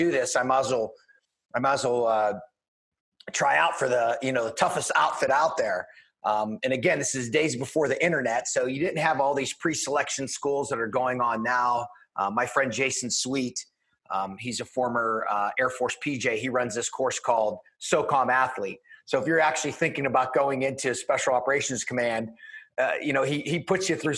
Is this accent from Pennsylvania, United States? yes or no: yes; Pittsburgh, Pennsylvania, United States; I'm from just outside of Pittsburgh, Pennsylvania, born and raised there